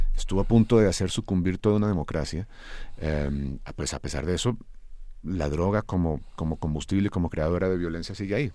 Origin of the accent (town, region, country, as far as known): Colombia